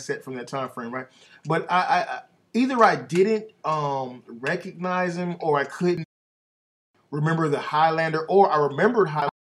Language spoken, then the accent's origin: English; Atlanta, Georgia, United States; growing up in Atlanta, right, you go down to the Five Points Flea Market